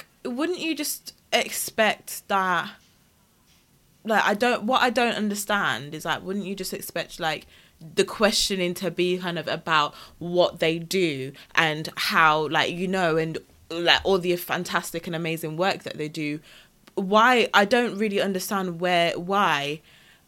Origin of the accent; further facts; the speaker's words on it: Wolverhampton, West Midlands, United Kingdom; I was from Wolverhampton